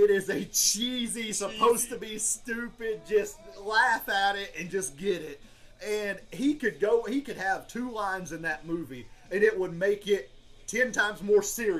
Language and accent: English; United Kingdom; I'm a British person.